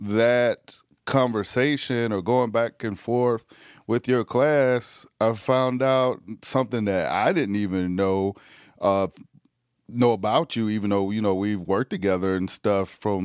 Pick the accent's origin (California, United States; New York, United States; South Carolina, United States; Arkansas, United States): South Carolina, United States; moved away; also born or lived in Massachusetts / Connecticut; living out in the country, growing up in South Carolina